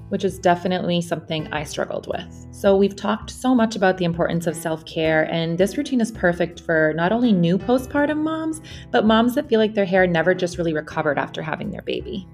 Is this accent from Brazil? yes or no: no; Bosnia & Herzegovina; moved away; I am actually spending a six-month period with my son in my home country. I'm in Bosnia with him.